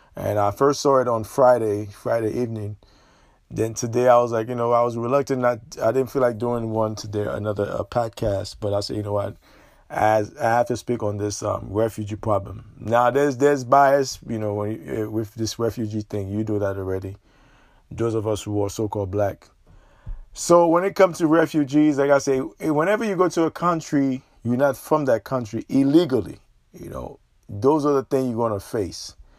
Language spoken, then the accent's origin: English; Haiti; now in United States; as a Haitian national who live abroad